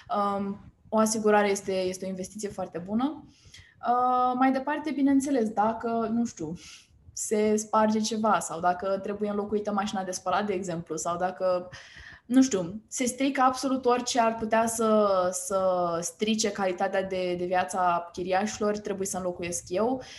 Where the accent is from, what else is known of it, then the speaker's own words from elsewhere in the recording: Romania; suntem români